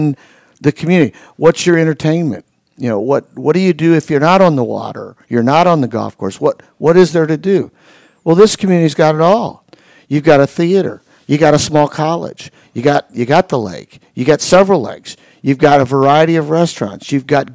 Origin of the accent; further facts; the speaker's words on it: Indiana, United States; also born or lived in Atlanta, Georgia; when I was a little boy, I moved from Atlanta, Georgia to Indiana.